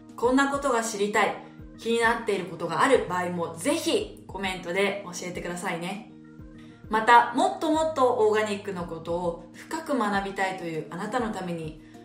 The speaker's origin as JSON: {"language": "Japanese", "country": "Japan", "moved": "yes", "said": "祖国日本が大好きで日本人として日本のことを誇りに思っています"}